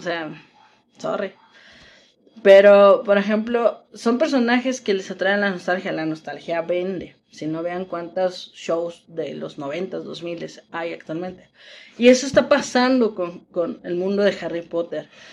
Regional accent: Mexico; las que somos de México

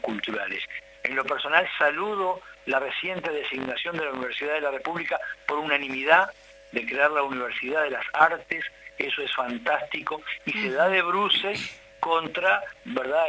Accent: Uruguay; yo soy uruguayo

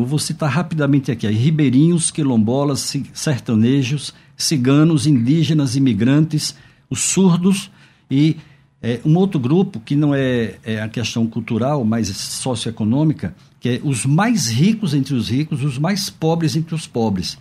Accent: Northeast Region, Brazil; eu sou nordestino

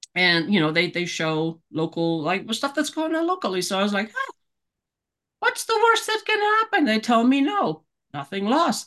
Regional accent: Germany; moved away as an adult; now in Colorado Springs, United States; born and raised in Germany.

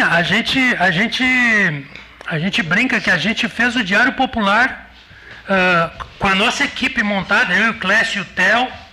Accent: Novo Hamburgo, Rio Grande do Sul, Brazil; born or raised there; now in Pelotas, Brazil

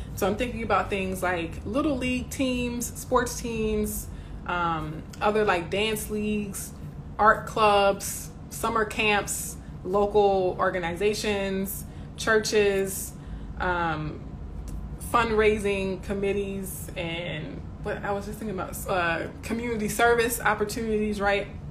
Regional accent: the South, United States; my neighborhoods growing up in the South

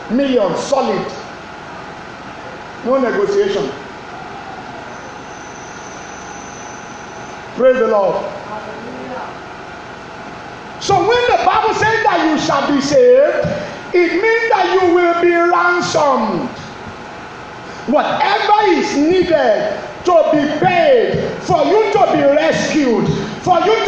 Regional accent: Yorubaland, Nigeria; I'm from Yoruba land

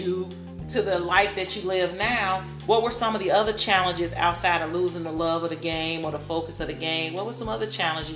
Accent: Inglewood, California, United States; we grew up in Inglewood.

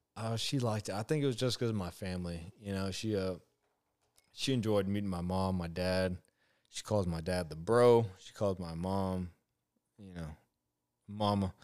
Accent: Oceanside, California, United States; moved away as an adult; also born or lived in Alaska / Missouri; now in Georgia, United States; I grew up right around Oceanside, Carlsbad, you know, La Jolla

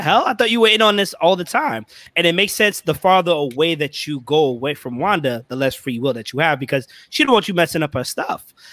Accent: New York City, New York, United States; I'm from Brooklyn

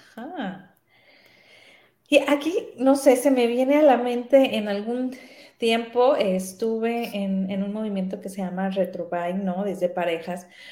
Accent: Sinaloa, Mexico; moved away as an adult; also born or lived in Guadalajara; yo soy de Sinaloa

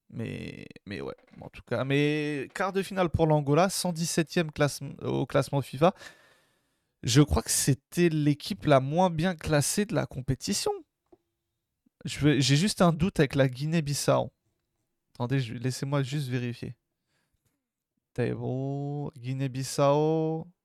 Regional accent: Algeria; Moi, en tant qu'Algérien, je dis pas non.

